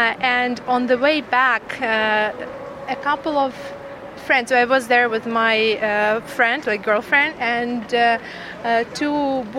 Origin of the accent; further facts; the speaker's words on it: Dnipro, Dnipropetrovsk Oblast, Ukraine; moved away; We are from Dnipro, Ukraine. We have a nice riverside over there.